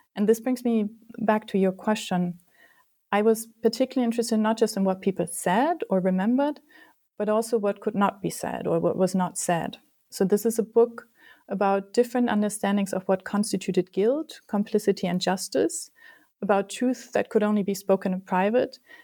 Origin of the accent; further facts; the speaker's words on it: Germany; moved away as an adult; also born or lived in United States; I grew up in Germany